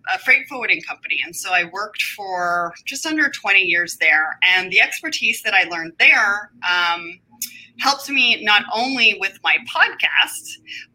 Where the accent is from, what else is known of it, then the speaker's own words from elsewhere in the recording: Canada; also born or lived in Toronto area, Ontario; I am just outside of Toronto, so that's right. If you haven't caught it when I say out and about, I am Canadian